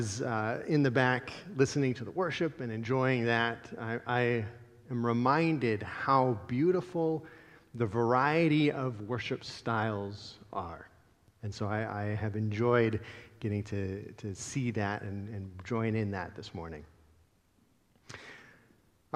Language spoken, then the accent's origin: English; Central Ohio, United States; now in Minnesota, United States; I grew up in Central Ohio